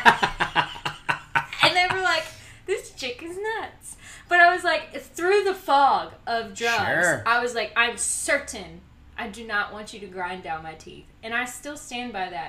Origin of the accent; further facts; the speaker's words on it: Dyersburg, Tennessee, United States; moved away; I'm from Dyersburg